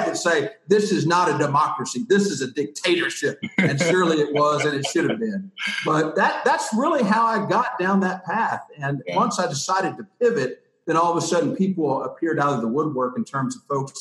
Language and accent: English; Knoxville, Tennessee, United States; moved away as an adult; now in Birmingham, United States; I'm from Tennessee originally, grew up in Knoxville, Tennessee